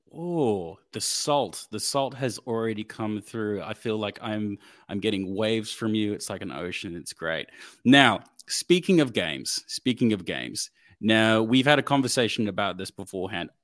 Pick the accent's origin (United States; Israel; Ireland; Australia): Australia; we are Australian